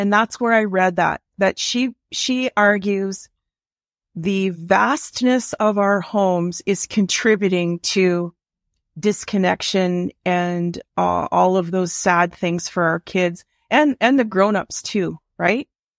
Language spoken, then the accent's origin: English; Ontario, Canada; now in Ottawa, Canada; I grew up in Northern Ontario as a kid, and I think we lived in a 1,200 square foot bungalow for a family of four.